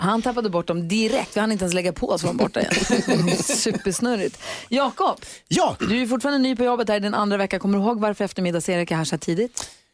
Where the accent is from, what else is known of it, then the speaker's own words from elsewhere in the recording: Luleå, Norrbotten County, Sweden; Luleå, det är ju min hemstad, där jag är uppvuxen